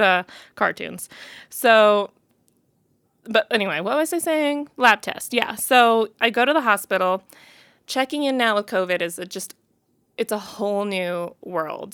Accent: Missouri, United States; now in Colorado, United States; I'm from Missouri, okay? Like, I'm a Mid-, Midwest girl

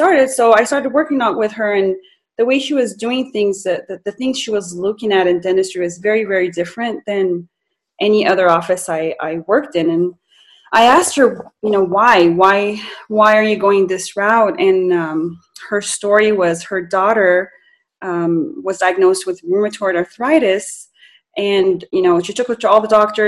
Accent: Las Cruces, New Mexico, United States; moved away; also born or lived in Cairo, Egypt / California; grew up in Las Cruces, New Mexico, and I'm originally from Egypt, Cairo, Egypt, and moved back here permanently in 2016.

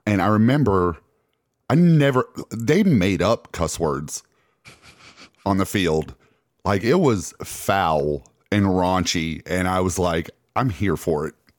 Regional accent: Alabama, United States; we're from Alabama

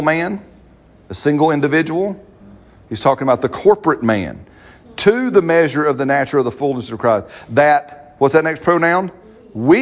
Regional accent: United States; I'm an American

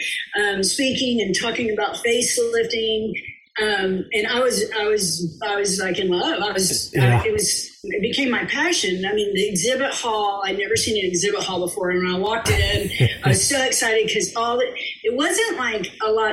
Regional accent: Austin, Texas, United States; also born or lived in New York City; I'm from Texas. I'm a native Austinite

